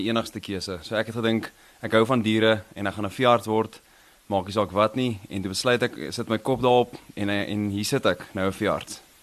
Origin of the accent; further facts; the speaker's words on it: Krugersdorp, Gauteng, South Africa; Ek het in Kreeusdorp groot geword. So ek was hier gebore en groot geword hierso